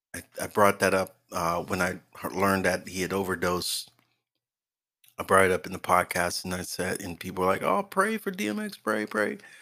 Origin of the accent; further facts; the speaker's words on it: Oakland, California, United States; I grew up in Oakland, the Bay Area